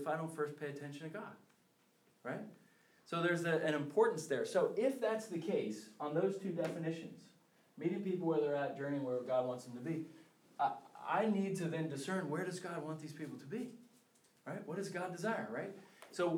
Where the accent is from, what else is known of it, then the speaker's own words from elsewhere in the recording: Philadelphia, Pennsylvania, United States; I'm from the Philadelphia area